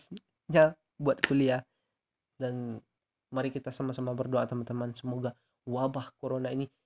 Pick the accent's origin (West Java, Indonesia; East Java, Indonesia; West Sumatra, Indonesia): West Sumatra, Indonesia; Piobang; Gue tuh lahir di Piobang 19 Juli 2001. Alamat gue itu Sumatera Barat ya.